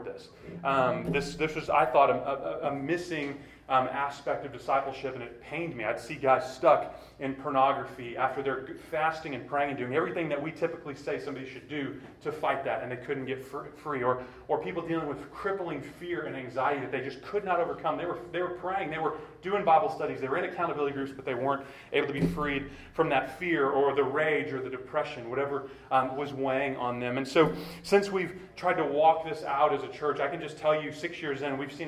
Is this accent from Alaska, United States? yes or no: no; Clear Lake, Texas, United States; I grew up in the Clear Lake area.